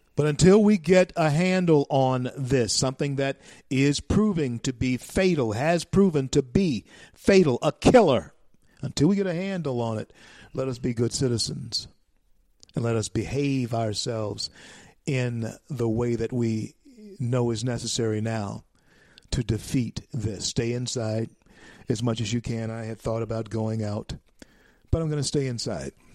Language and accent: English; United States; we are Americans